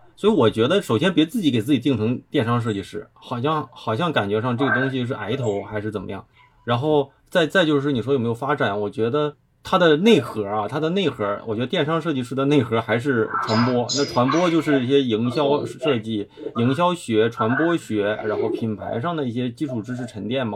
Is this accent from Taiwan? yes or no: no; Dandong, Liaoning, China; 因为我俩都是，就是一个城市的，就是辽宁丹东人